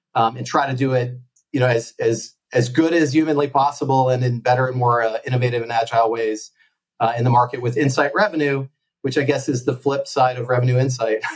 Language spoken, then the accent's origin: English; United States; moved away as an adult; also born or lived in Connecticut; now in Barcelona, Spain; as you can probably tell, I'm from the States